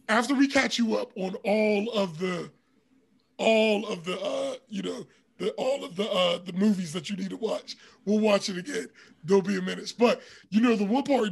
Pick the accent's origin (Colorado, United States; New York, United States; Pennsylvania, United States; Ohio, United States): Pennsylvania, United States; Pittsburgh; growing up in Pittsburgh, especially around that time